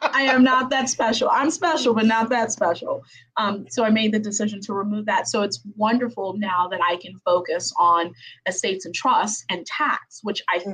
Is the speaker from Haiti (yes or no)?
yes; Haiti; I am from Haiti